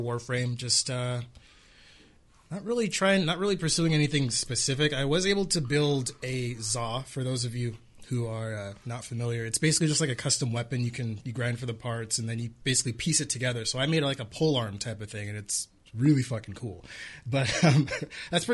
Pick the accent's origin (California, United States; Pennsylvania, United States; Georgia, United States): California, United States; moved away; I'm from California originally. I'd never been snowed on before.